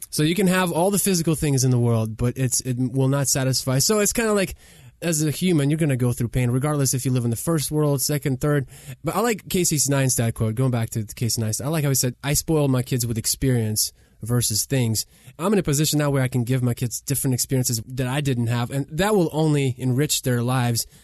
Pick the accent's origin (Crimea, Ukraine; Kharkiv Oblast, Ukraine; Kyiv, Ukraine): Kyiv, Ukraine; English is a second language; now in United States; We grew up in Kiev, Ukraine, three-bedroom apartment, no washer and dryer